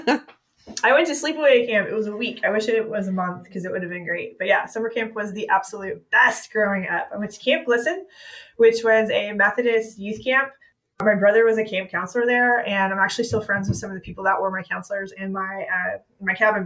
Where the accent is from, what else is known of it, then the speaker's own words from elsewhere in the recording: Georgia, United States; I am from Georgia.